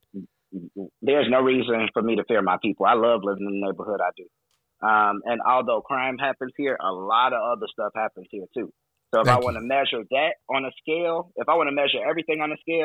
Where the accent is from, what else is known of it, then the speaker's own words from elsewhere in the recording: Chicago, Illinois, United States; also born or lived in Alabama; I was from Chicago